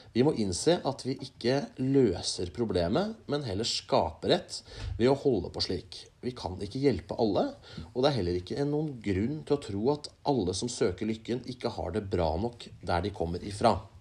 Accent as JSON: {"language": "Norwegian", "country": "Norway", "said": "vi er født i Norge"}